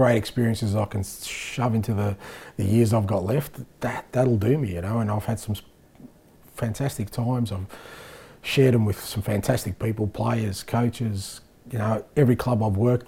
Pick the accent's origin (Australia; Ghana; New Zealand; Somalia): Australia; moved away as an adult; now in Scotland; we grew up in Australia where we fell in love with this game